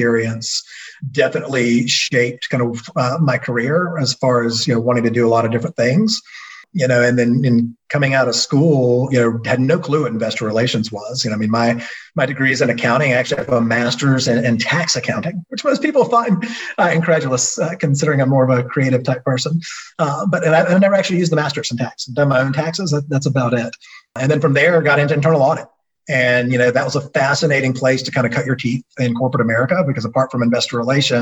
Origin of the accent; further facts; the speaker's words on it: Athens, Georgia, United States; Born and raised in Athens, Georgia, home of the University of Georgia